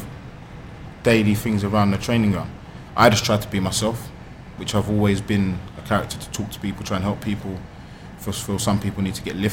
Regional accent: London, United Kingdom; being at my hometown club. I've sat in those stands before, walked these roads

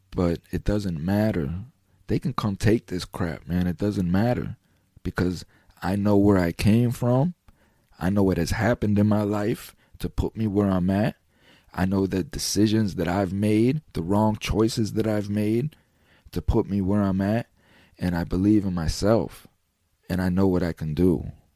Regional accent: United States; an American citizen

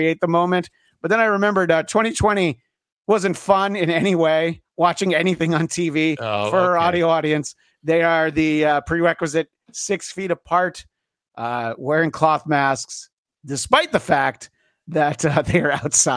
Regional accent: New York area, United States; growing up in the New York area, we did always watch the Thanksgiving Day Parade

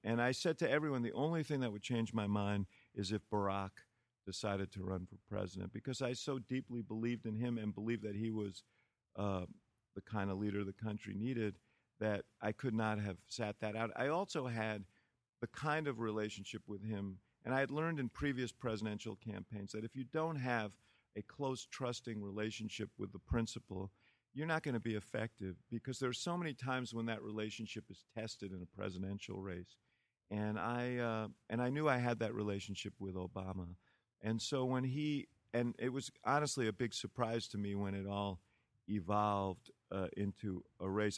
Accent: New York, United States; moved away as an adult; now in Chicago, United States; the housing development where I grew up in New York, Stuyvesant Town

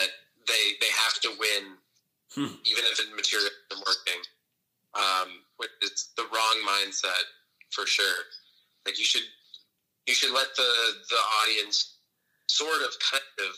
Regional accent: Phoenix, Arizona, United States; moved away as an adult; now in New York, United States; Phoenix my whole life

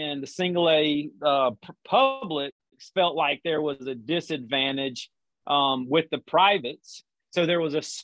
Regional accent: just south of Charlotte, South Carolina, United States; born or raised there; moved away as an adult; also born or lived in Blacksburg, Virginia; now in Georgia, United States

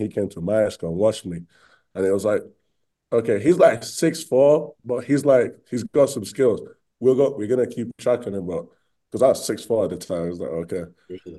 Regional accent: Bradford, Yorkshire and the Humber, United Kingdom; moved away as an adult; also born or lived in Spain; now in Utah, United States; I was born in Spain, and then I moved to England. And then when I was in England, I played for a team called Bradford Dragons

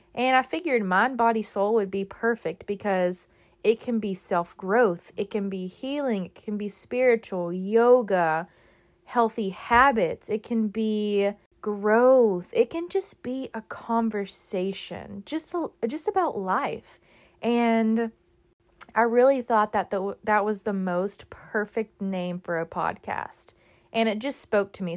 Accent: Texas, United States; moved away as an adult; now in Florida, United States; I grew up in Texas

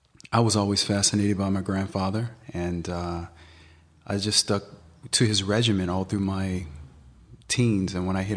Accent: Tennessee, United States; Well, I grew up in Tennessee, and I grew up on a farm. My grandfather, he's a part Native American.

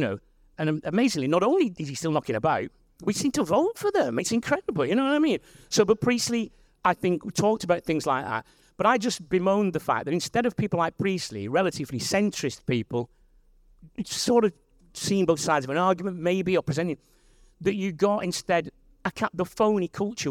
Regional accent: Wigan, North West England, United Kingdom; I'm from Wigan

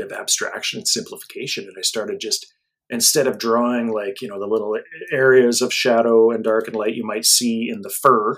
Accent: Alberta, Canada; I'm from Alberta

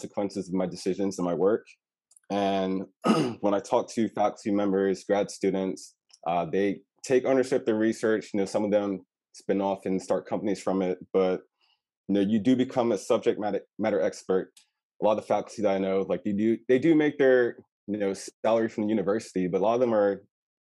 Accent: Raleigh, North Carolina, United States; also born or lived in Baltimore, Maryland; I'm from Raleigh, but I decided to go out of state

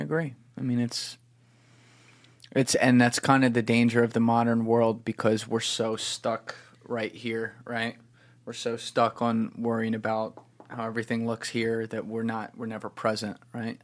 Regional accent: New Jersey, United States; I'm from New Jersey

